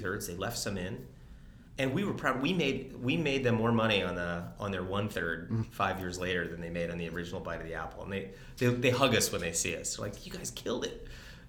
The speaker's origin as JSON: {"language": "English", "area": "East Coast", "region": "Northeast", "country": "United States", "also_born_or_lived": "Detroit, Michigan", "moved": "yes", "said": "I'm from the East Coast"}